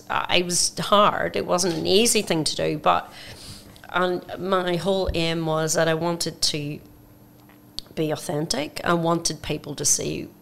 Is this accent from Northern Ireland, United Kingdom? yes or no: yes; Belfast, Northern Ireland, United Kingdom; now in Australia; I'm from Belfast, Northern Ireland